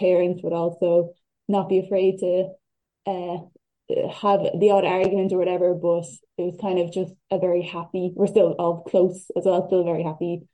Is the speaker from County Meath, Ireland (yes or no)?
yes; Dunboyne, County Meath, Ireland; I grew up in Dunboyne, County Meath